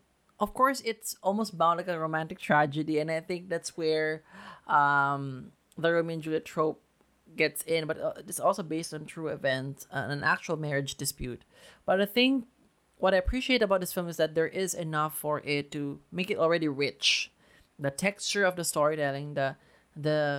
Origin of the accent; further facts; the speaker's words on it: Philippines; we're Filipino